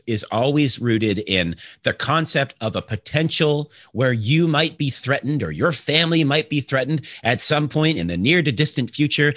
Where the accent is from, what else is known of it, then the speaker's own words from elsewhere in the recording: Canada; now in New York, United States; I'm Canadian